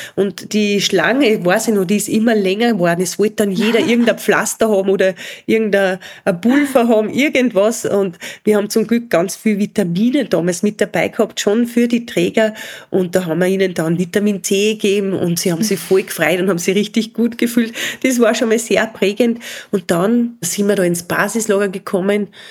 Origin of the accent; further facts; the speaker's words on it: Spital am Pyhrn, Upper Austria, Austria; in Spital am Büren, da wo ich aufgewachsen bin.